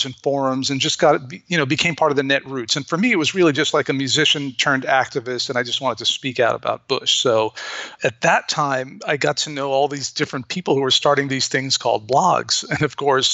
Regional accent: Beirut, Beirut Governorate, Lebanon; moved away as an adult; now in United States; I'm an American, but I grew up in Beirut. My dad was Lebanese, and I grew up

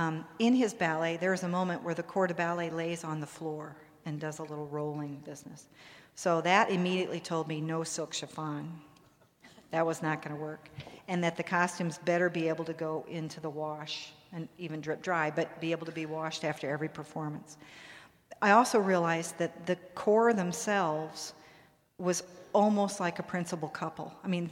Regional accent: East Coast, United States; I'm from the East Coast, and it is still snowing in New York.

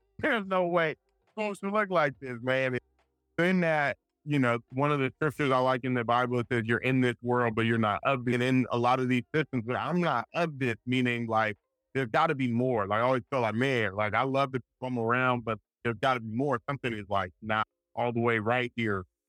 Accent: Richmond, California, United States; also born or lived in Providence, Rhode Island; I'm from Richmond, California, Bay Area. It's about 15 minutes from Oakland, 20 minutes from San Francisco. Grew up there

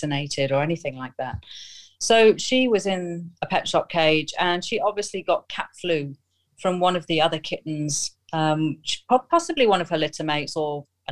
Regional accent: Nottingham, East Midlands, United Kingdom; moved away as an adult; now in Oman; I'm from Nottingham in the UK, but I'm currently living out in Oman in the Middle East, where I've been for the last 14 years.

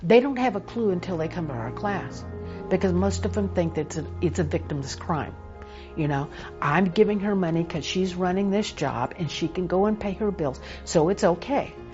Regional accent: Texas, United States; moved away; I was born and raised in Texas.

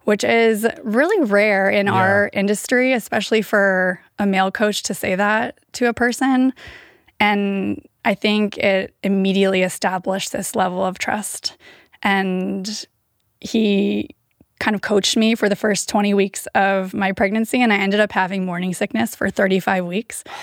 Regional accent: Davis, California, United States; also born or lived in San Diego / Bay Area; I grew up in Davis

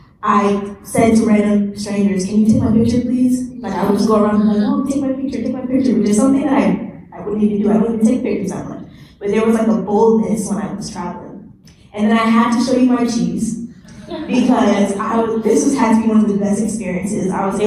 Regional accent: Nigeria; And I'm Nigerian, so I was very excited to see this.

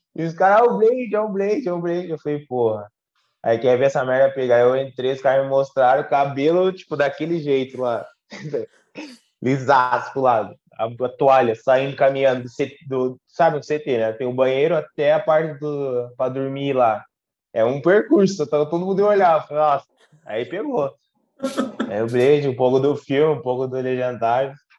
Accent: Passo Fundo, Rio Grande do Sul, Brazil; moved away as an adult; also born or lived in São Paulo; now in Portugal; eu saí de Passo Fundo

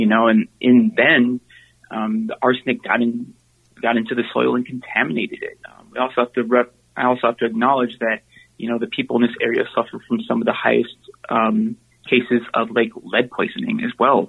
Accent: Minneapolis, Minnesota, United States; I was raised in Little Earth and, also in East Phillips for half my life

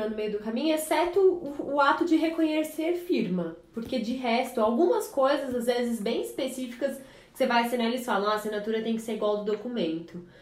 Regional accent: São Caetano do Sul, São Paulo, Brazil; E aí, na época, não tinha poupa-tempo em São Caetano, né? Lá na minha cidade, não tinha essas coisas.

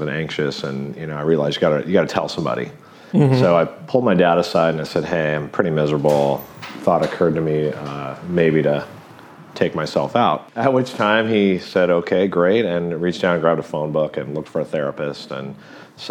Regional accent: Big Bear, California, United States; I grew up in Southern California in Big Bear.

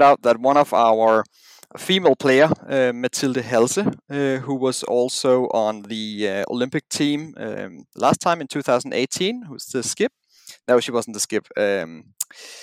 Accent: a small town south of Copenhagen, Zealand, Denmark; I come from Copenhagen. I've been president for the Curling Association for the last 4 years now. And I grew up in a small town, about a 30 minutes drive south of Copenhagen

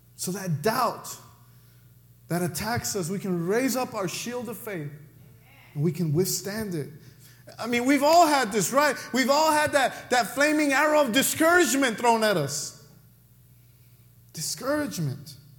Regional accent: Mexico; accent: Mexican; that's my Mexican accent coming out

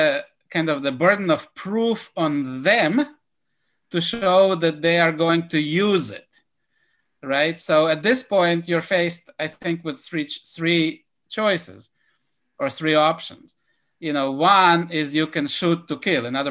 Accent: Israel; now in United States; growing up in Israel

